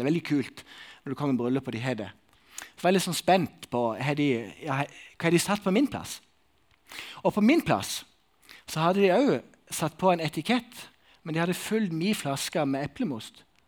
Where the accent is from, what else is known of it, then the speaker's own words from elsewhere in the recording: Sokndal, Rogaland, Norway; moved away; i Sokndal, der jeg kommer ifra.